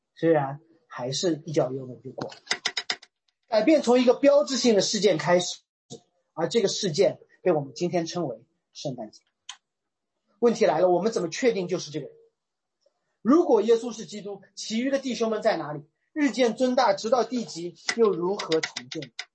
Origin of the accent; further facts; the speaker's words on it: Shanghai, China; 我是一个上海人